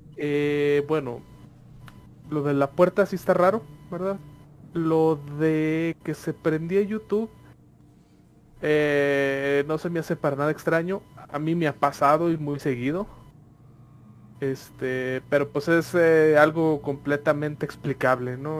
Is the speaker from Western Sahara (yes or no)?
no; Mexico; nosotros como mexicanos